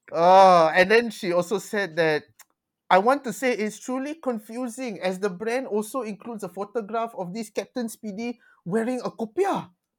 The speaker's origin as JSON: {"language": "English", "country": "Malaysia", "said": "I'm Malaysian."}